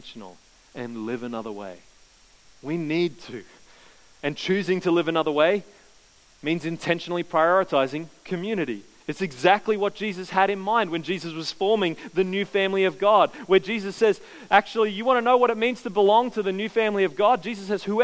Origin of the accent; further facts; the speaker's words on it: Queensland, Australia; I grew up in Queensland.